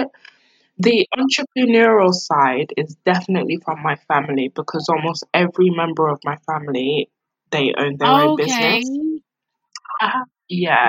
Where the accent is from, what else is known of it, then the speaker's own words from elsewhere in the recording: London, United Kingdom; growing up in South London, being around grime.